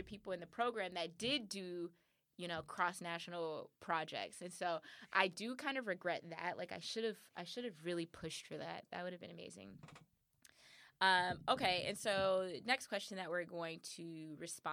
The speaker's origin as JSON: {"language": "English", "region": "California", "country": "United States", "said": "I'm from California"}